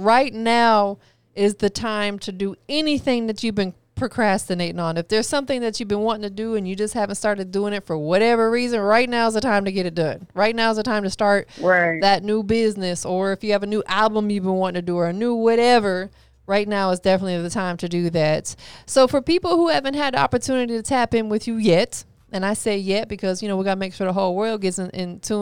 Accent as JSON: {"language": "English", "region": "Florida", "country": "United States", "tie": "born or raised there", "said": "I'm from Florida"}